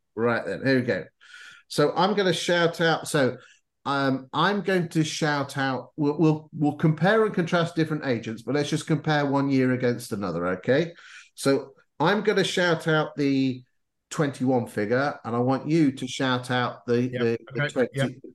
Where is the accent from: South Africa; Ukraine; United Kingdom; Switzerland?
United Kingdom; Lincolnshire, East Midlands; I come from Lincolnshire, so we don't use posh words